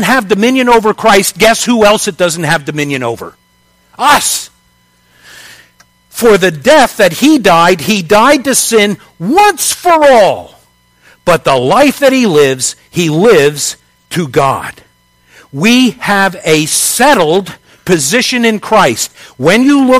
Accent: United States; my citizenship is as an American

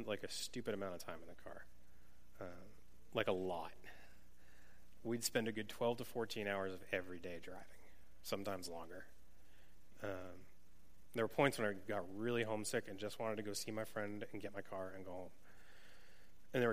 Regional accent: New England, United States; moved away; I grew up in New England and had never been west of like Pennsylvania

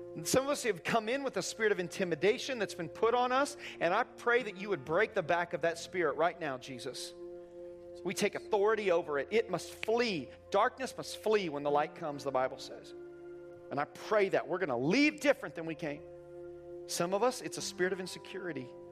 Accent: Indiana, United States; now in Fort Myers, United States; I grew up in Indiana

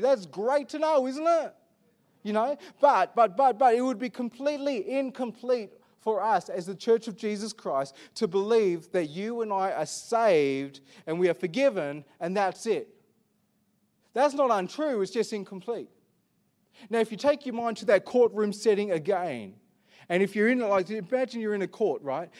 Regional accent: Perth, Western Australia, Australia; I was born in Perth

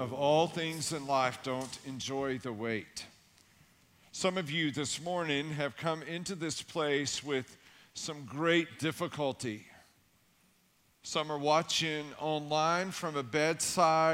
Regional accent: Tennessee, United States; I grew up in Tennessee, and I lived way back in the woods.

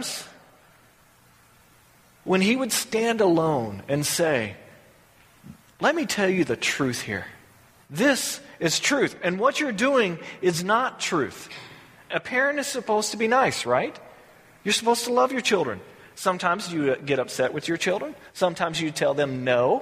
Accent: the South, United States; Growing up in the South

